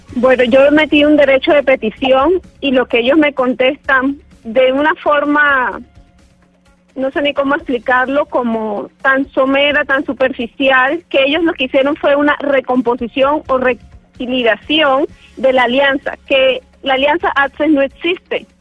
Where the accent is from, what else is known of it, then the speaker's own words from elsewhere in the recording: Valledupar, Cesar, Colombia; moved away as an adult; also born or lived in Barranquilla; now in Panama; yo soy de Valledupar